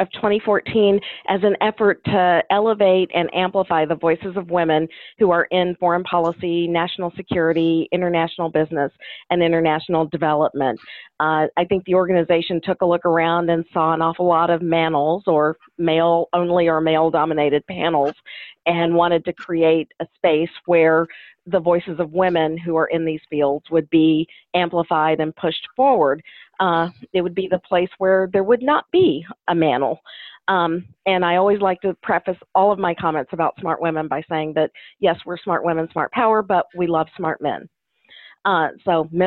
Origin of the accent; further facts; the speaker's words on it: Kentucky, United States; my hometown is in Kentucky. It's on the border with Tennessee.